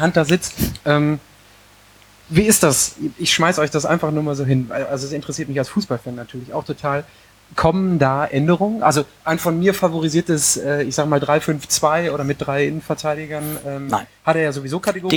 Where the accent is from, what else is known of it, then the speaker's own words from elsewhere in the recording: Hattingen, North Rhine-Westphalia, Germany; Ich komme aus Hattingen